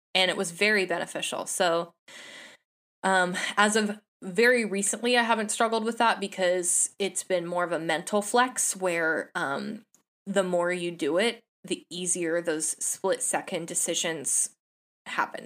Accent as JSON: {"language": "English", "town": "San Jose", "region": "California", "country": "United States", "tie": "born or raised there", "said": "I'm a Bay Area native. I was born and raised in San Jose"}